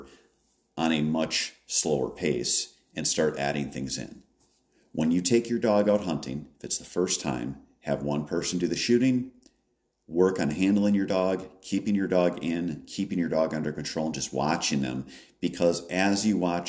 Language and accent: English; Wisconsin, United States; In my home state of Wisconsin